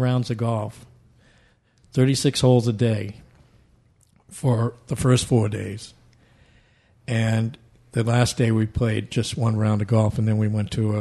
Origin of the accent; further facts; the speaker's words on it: Massachusetts, United States; moved away; also born or lived in Central Florida; I come from Massachusetts, and I'd go to Heather Hill over in North Attleboro